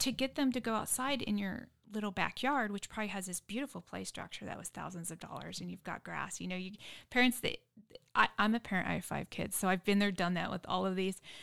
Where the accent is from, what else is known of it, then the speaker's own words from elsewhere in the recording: San Diego, California, United States; now in Dripping Springs, United States; I grew up in San Diego, concrete jungle